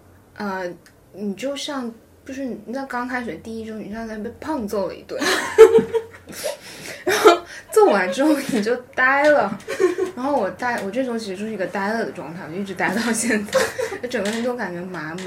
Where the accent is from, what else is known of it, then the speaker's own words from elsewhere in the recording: Philippines; 因为我是菲律宾来的